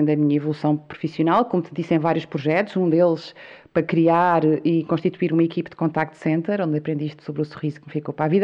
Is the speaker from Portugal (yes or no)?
yes; São Miguel, Azores, Portugal; born or raised there; moved away as an adult; now in Lisbon, Portugal